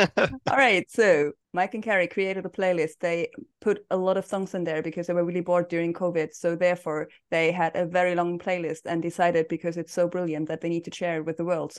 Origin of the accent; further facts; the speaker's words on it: Scotland, United Kingdom; Well, no, I'm properly Scottish.